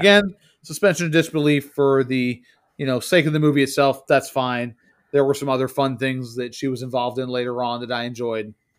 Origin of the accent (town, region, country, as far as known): United States